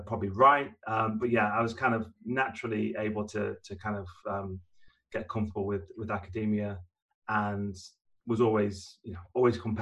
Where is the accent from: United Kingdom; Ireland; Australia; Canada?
United Kingdom; Maltby, Yorkshire and the Humber; I grew up in God's Own County. So I grew up in Yorkshire, in South Yorkshire to be specific. And I'm from a very small mining village called Motby, which is part of the wider Rotherham area